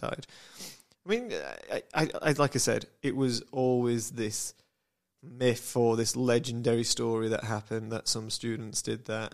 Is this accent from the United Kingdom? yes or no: yes; United Kingdom; I'm British